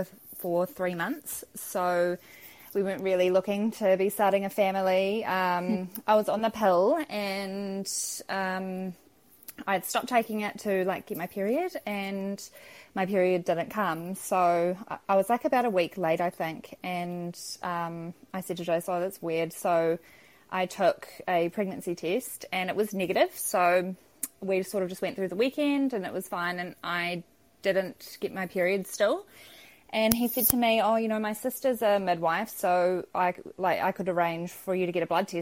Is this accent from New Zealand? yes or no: yes; Cambridge, Waikato, New Zealand; I'm from Cambridge in Waikato.